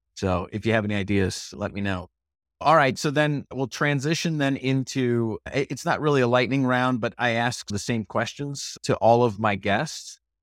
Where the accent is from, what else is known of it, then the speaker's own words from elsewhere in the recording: Michigan, United States; I grew up in Michigan